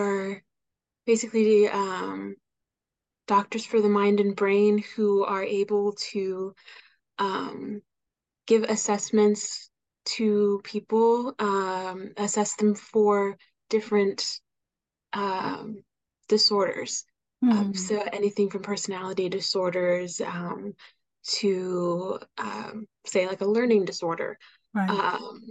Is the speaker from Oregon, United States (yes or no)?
yes; Oregon, United States; I was born in Oregon.